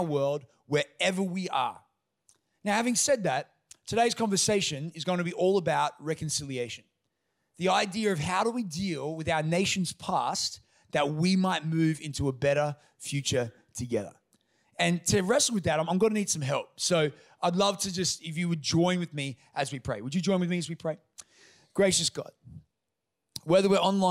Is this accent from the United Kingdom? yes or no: no; Toowoomba, Queensland, Australia; I grew up in Toowoomba amongst a white community from obviously a white family.